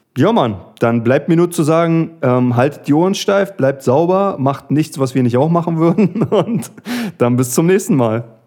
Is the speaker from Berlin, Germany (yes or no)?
yes; Berlin, Germany; wie man als Berliner sagt